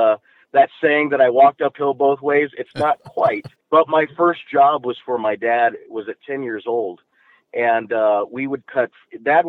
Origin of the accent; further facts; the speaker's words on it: the mountains of Colorado, United States; I grew up in a little bitty trailer park up in the mountains of Colorado